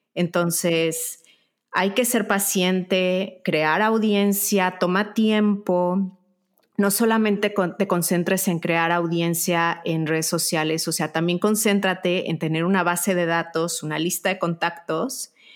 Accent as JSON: {"language": "Spanish", "country": "Mexico", "also_born_or_lived": "United States", "moved": "yes", "lives_now": "Spain", "said": "yo soy mexicana, y bueno, ahora mi segundo país es España y el tercero es Estados Unidos"}